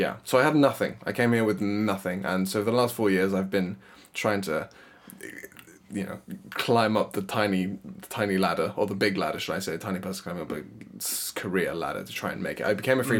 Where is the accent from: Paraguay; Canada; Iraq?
Paraguay; moved away as an adult; also born or lived in United States; now in London, United Kingdom; I'm also technically a Paraguayan citizen. So Paraguay is a country in South America. My mum is British, my dad is Paraguayan, and I was born and raised there until I was 18. After living there for 18 years, I moved to the US, where I met my wife.